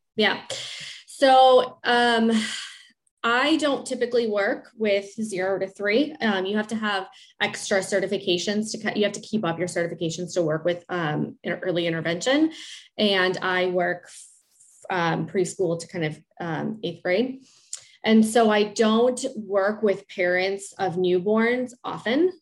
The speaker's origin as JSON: {"language": "English", "town": "Chicago", "region": "Illinois", "country": "United States", "said": "I'm from Chicago, and I work in the Chicagoland area"}